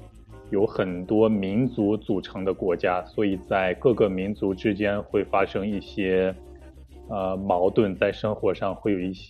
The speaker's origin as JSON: {"language": "Chinese", "country": "China", "said": "对，比如我就是就可以算是华侨了，因为我是中国人，但是我一直生活在别的国家。"}